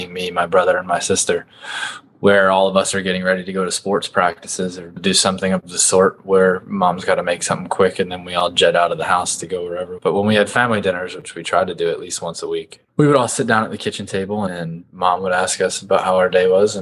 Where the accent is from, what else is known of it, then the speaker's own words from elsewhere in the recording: Upper Dublin, Pennsylvania, United States; moved away as an adult; I grew up in Upper Dublin, Pennsylvania